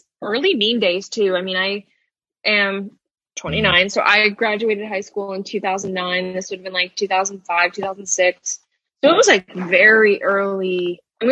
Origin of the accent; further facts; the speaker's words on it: Albany, New York, United States; moved away as an adult; now in New York City, United States; I'm from Albany.